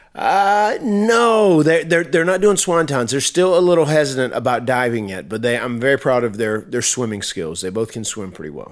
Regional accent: North Carolina, United States; I'm from North Carolina and I'm a, I'm an old, uh, old country boy.

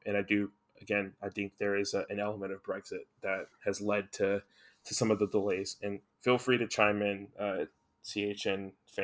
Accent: United States; we're both American

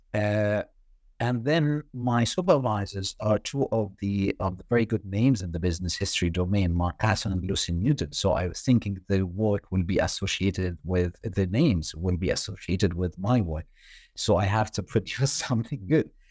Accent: Egypt; moved away as an adult; I did my undergrad in banking, and this was back in Egypt, my home country.

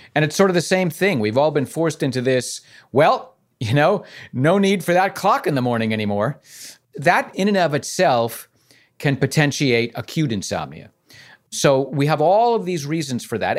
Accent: New York City, New York, United States; I'm from the Bronx

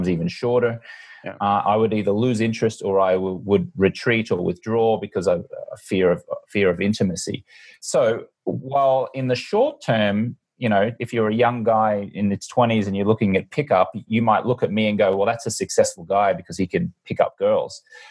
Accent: Brisbane, Queensland, Australia; now in Los Angeles, United States; I'm an Australian American, born and raised in Brisbane, Australia. Been living mostly in Los Angeles.

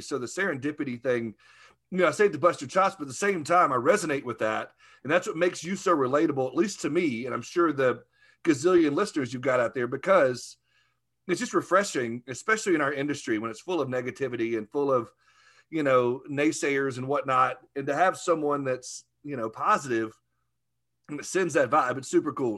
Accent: Arkansas, United States

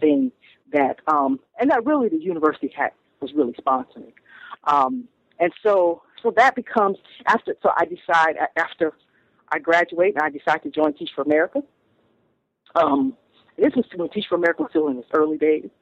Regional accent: Toledo, Ohio, United States; moved away as an adult; also born or lived in Stanford, California; now in Brooklyn, United States; I grew up in Toledo, Ohio

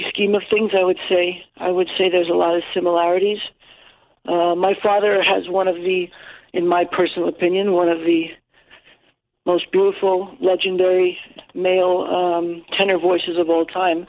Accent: New York, United States; first language English; like many other New Yorkers, many fellow New Yorkers, just growing up in the city

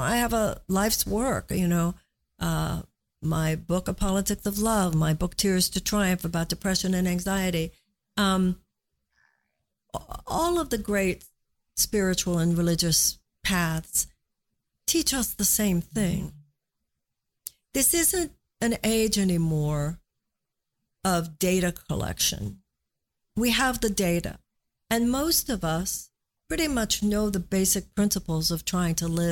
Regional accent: United States; us as American women

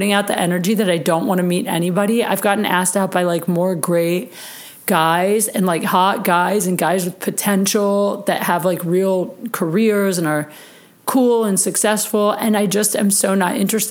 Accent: Ohio, United States; moved away; I grew up in Ohio

